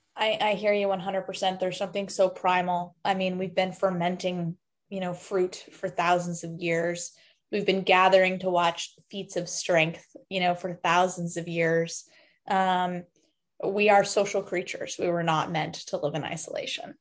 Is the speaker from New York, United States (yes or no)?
yes; New York City, New York, United States; also born or lived in East Coast; now in Boston, United States; I was actually born and raised in New York City.